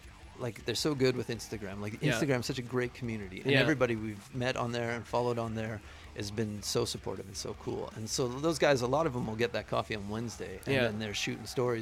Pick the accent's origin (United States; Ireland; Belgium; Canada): Canada; Stony Plain, Alberta; I grew up just outside of Edmonton.